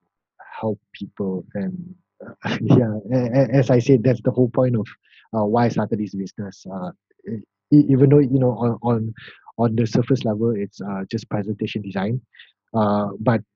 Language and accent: English; Malaysia; I'm actually from Malaysia